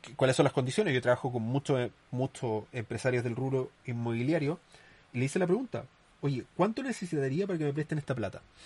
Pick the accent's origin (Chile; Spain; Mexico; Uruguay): Chile; somos un buen país con respecto a Latinoamérica